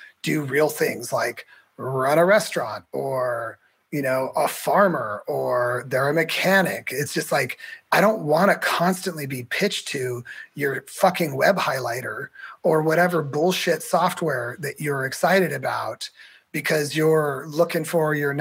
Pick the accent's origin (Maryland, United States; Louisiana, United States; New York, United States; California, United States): California, United States; Morgan Hill; also born or lived in North Carolina; now in San Diego, United States; I grew up in Morgan Hill, South Bay area.